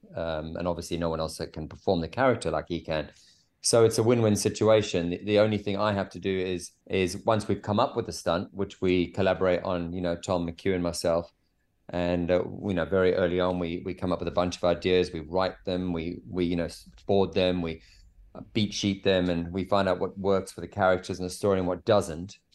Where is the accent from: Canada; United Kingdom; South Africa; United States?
South Africa; I grew up in South Africa in a s, a small surf town